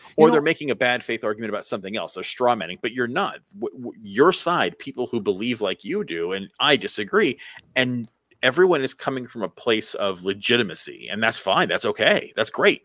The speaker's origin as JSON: {"language": "English", "country": "United States", "said": "as an American"}